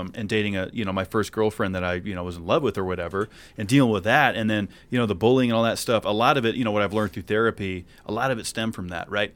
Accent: New England, United States; moved away as an adult; I grew up in New England

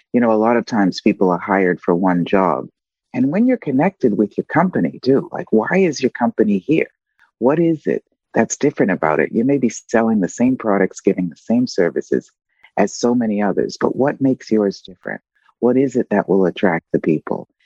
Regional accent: United States; moved away as an adult; now in Italy; I'm living um, outside of the US, right? Um, but of course, I'm still a US citizen

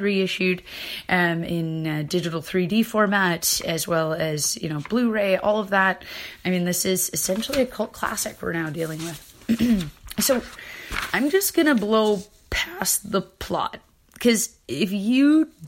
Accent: Canada; I'm from Canada

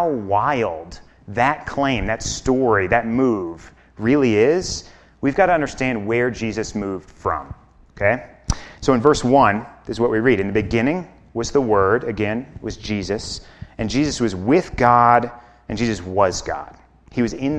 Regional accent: Chicago, Illinois, United States; moved away as an adult; now in Basalt, United States; I'm from Chicago

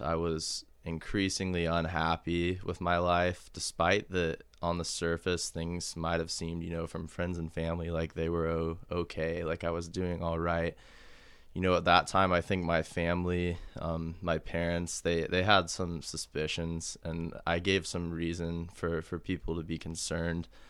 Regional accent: Kansas City, United States; I was born and raised in Kansas City

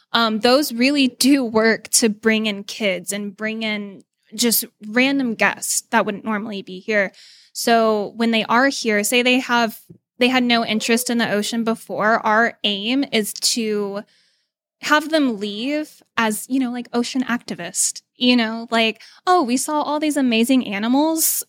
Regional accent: Dallas, Texas, United States; moved away; I'm originally from Dallas

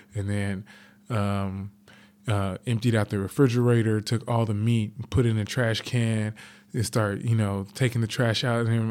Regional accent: Los Angeles, California, United States; I grew up in South Central Los Angeles

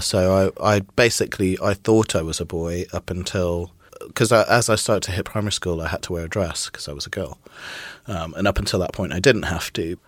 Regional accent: Trinidad & Tobago; moved away; also born or lived in Midlands, United Kingdom; I was born in the Midlands in, in the UK, and then when I was about four, we moved to Trinidad in the West Indies, which is where my father's from

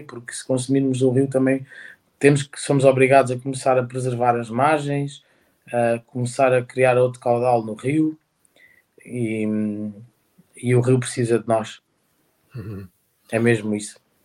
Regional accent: Santarém, Santarém District, Portugal; Eu nasci, no, nasci em Santarém e à beira-rio

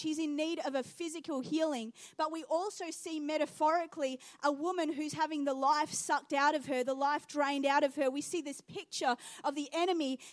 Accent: Geelong, Victoria, Australia; also born or lived in New Zealand / Iran (ancestry); now in Adelaide, Australia; I grew up in Geelong, and so we'd go to the Melbourne show quite regularly

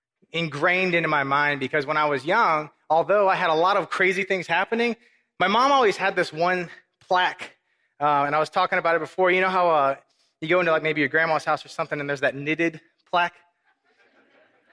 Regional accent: Corpus Christi, Texas, United States; also born or lived in Minnesota / Mexico; I was raised in Corpus Christi.

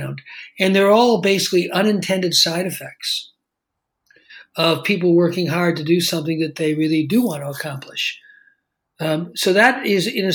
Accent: Los Angeles, California, United States; I grew up in Los Angeles

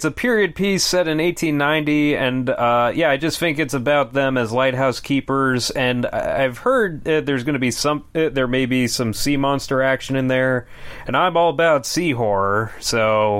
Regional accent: Boston, Massachusetts, United States; I am so stoked that Godzilla is going to be smashing my hometown of Boston.

